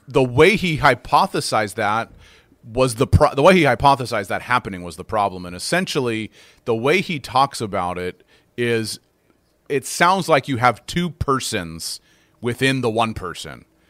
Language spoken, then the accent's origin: English; United States; also born or lived in North America; now in Canada; I'm an American by uh, by birth